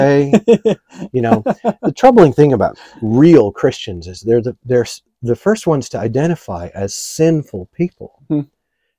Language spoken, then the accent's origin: English; United States